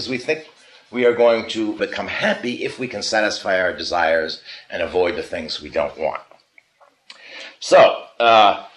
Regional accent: United States; I'm an American. I'm not Chinese

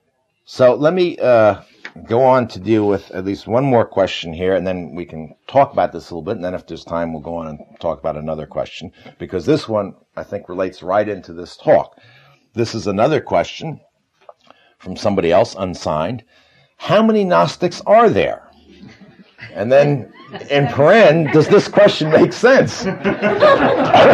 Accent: United States; I'm an American

